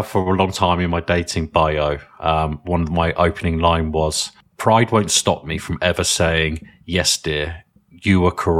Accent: United Kingdom; But we're British

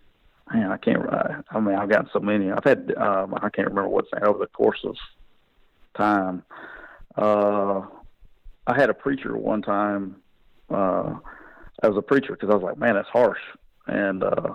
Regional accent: Anniston, Alabama, United States; moved away; I'm from Anniston, Alabama, so I got to go to a bowl game 45 minutes from home

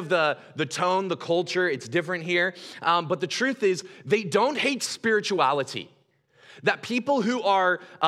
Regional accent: Gresham, Oregon, United States; I'm from Gresham

